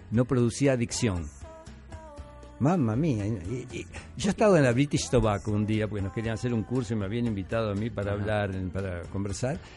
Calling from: San Juan de Miraflores, Lima, Peru; de San Juan de Miraflores.

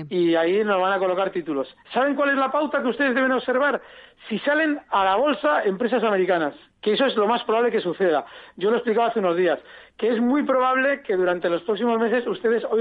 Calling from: Zaragoza, Aragon, Spain; Hola, buenas tardes. Soy … de Zaragoza.

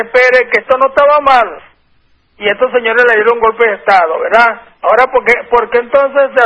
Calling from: Santa Teresa, Miranda, Venezuela; Soy el de de Santa Teresa. Estoy eh, del municipio de Independencia.

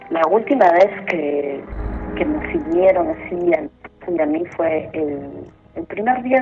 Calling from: Breña, Lima, Peru; De Breña.

